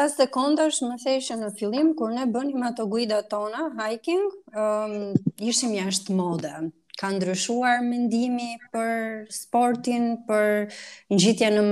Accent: Pogradec, Korçë County, Albania; tek qyteti jon Pogradeci.

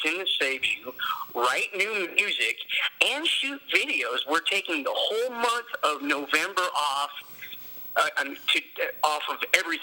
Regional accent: near Peru, Indiana, United States; also born or lived in Logansport, Indiana; our central is in Peru, and it's not very, it's the closest to my hometown

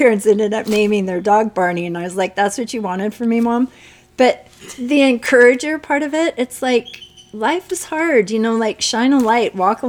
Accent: Livermore, California, United States; now in Lake County, United States; I grew up in Livermore, and then my dad's from Oregon, and my folks moved back when I went to college

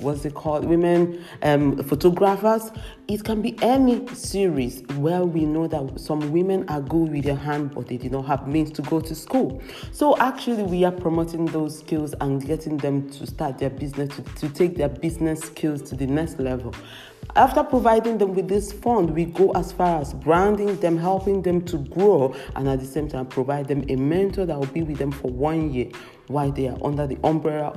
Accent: Nigeria; now in Europe; I live in Europe, and it makes sense, of course, to unite it with where I come from, my roots in Africa, in Nigeria. I'm a Nigerian

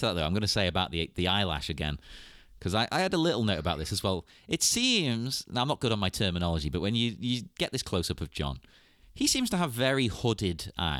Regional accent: England, United Kingdom; being English

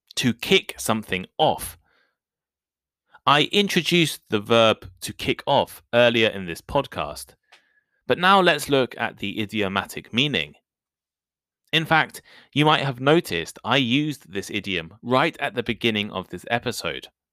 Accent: United Kingdom; accent: British English; I am British. And I also speak British English

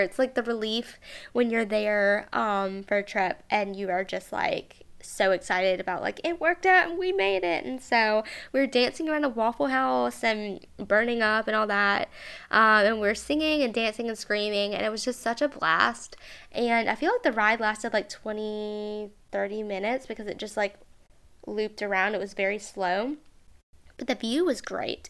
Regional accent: Mobile, Alabama, United States

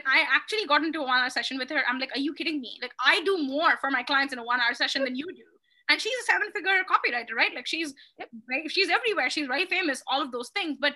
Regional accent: India; are you Indian? I'm like, yep

